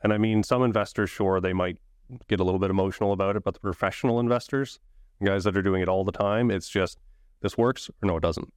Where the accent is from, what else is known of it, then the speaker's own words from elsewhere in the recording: Saint John, New Brunswick, Canada; So born and raised in Saint John, New Brunswick. I've always been there